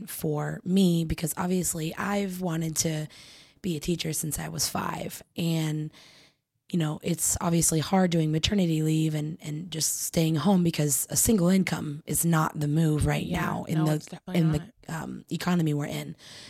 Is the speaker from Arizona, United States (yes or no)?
yes; Arizona, United States; I am 25, and I am also born and raised in Arizona.